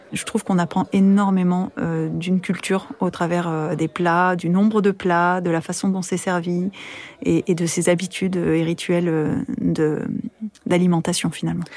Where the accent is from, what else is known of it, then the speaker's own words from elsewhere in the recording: France; moved away as an adult; also born or lived in United States; française, italo-portugaise, euh, femme de l'Europe ou quoi que ce soit. Je suis loin de mes parents, loin de ma famille, loin de mon pays